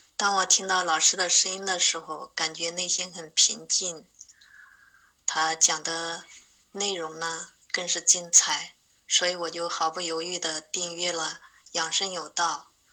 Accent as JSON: {"language": "Chinese", "region": "Hubei", "country": "China", "said": "我是来自湖北的…"}